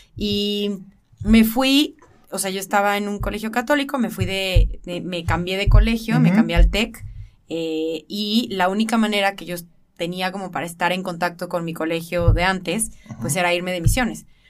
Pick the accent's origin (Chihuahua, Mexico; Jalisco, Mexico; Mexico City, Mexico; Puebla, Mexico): Jalisco, Mexico; Guadalajara; soy de aquí de Guadalajara.